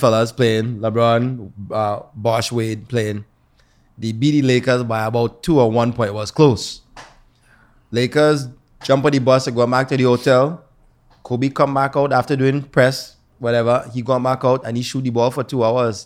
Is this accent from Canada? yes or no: yes; Toronto, Ontario, Canada; we grew up here in Toronto